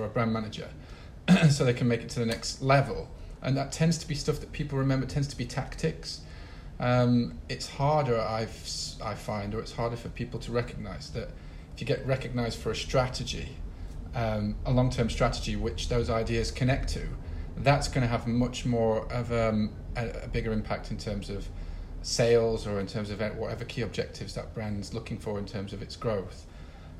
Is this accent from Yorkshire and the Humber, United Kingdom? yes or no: yes; Sheffield, Yorkshire and the Humber, United Kingdom; now in Rio de Janeiro, Brazil; I'm from Sheffield. I go back to Sheffield and I'm like, oh, freaking love this place